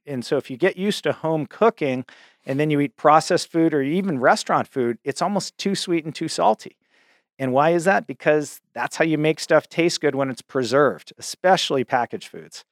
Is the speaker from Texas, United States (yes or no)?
no; Cambridge, Massachusetts, United States; I grew up in Cambridge, Massachusetts, which is, you know, the home of Harvard University